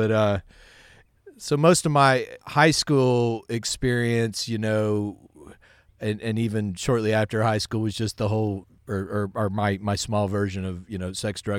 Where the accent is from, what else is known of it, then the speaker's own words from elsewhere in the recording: Midland, Texas, United States; I grew up out in Midland, Texas. West Texas, and I started playing music when I was about 8 years old.